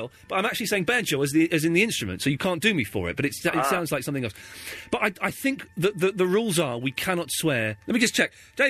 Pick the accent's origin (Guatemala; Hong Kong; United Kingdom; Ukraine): United Kingdom; Slough, South East England; moved away; also born or lived in Maidenhead; another place I grew up in Slough.